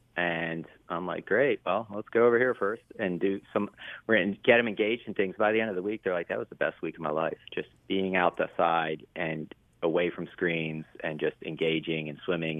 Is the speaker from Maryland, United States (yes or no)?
yes; Baltimore, Maryland, United States; I grew up in Baltimore